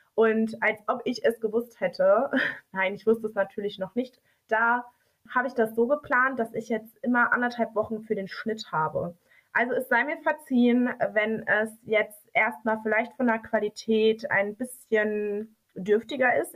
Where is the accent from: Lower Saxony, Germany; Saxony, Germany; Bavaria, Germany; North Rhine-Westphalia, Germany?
North Rhine-Westphalia, Germany; Dortmund; Wir kommen beide aus Dortmund und wir reden so, wie uns der Mund gewachsen ist